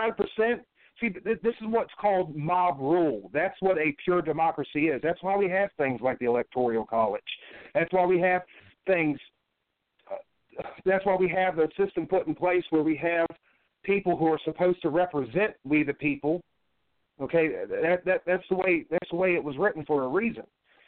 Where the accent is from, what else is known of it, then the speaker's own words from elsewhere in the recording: California, United States; born there; but I was born in the Pendleton Hospital.